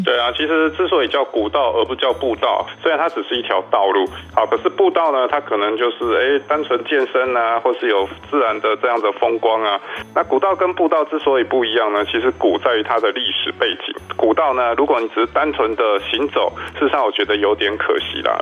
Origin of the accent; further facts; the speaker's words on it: Kaohsiung, Taiwan; now in Taipei, Taiwan; 还好我是高高雄人